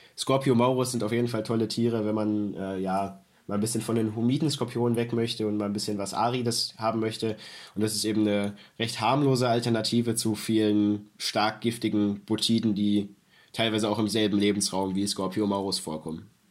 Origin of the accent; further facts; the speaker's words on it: Germany; Bei uns in Deutschland